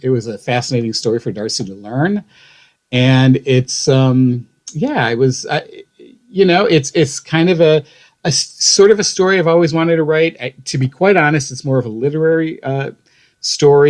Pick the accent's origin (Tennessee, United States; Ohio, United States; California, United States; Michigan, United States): Ohio, United States; North Olmsted; moved away; And I'm from Ohio. I grew up on uh, the west side of Cleveland, a, a, little suburb of Cleveland called North Olmsted.